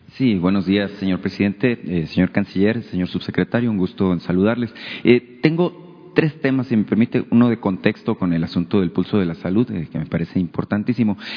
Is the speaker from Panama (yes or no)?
no; northern Mexico, Mexico; sobre todo en el norte, que es de donde yo soy